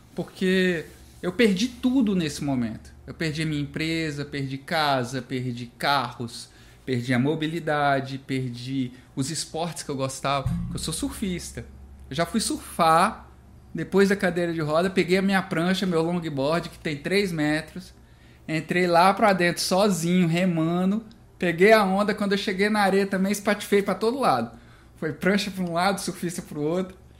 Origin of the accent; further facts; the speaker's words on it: Brasília, Federal District, Brazil; Eu sou de Brasília e, e a gente desenvolve esse trabalho a partir de lá